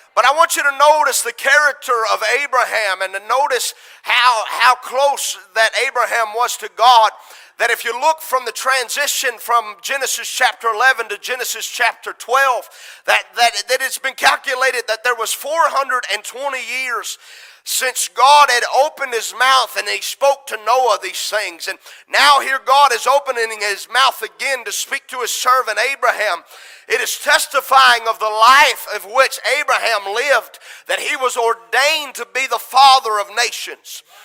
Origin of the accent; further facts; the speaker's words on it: United States; America is my home country.